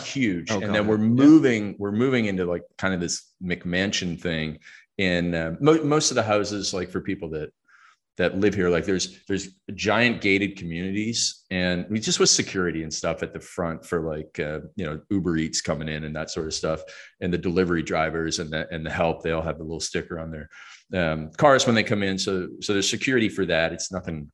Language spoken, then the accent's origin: English; Stratford, Ontario, Canada; moved away as an adult; now in Mexico; I was born and raised in Stratford, Ontario, Canada